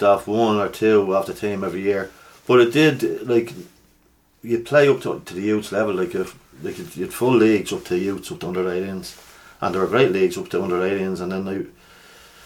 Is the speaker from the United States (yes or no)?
no; Dublin, Leinster, Ireland; I'm from Drumcondra originally.